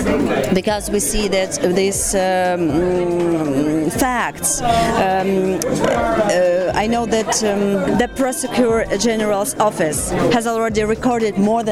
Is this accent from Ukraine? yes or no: yes; Ukraine; I'm from Ukraine.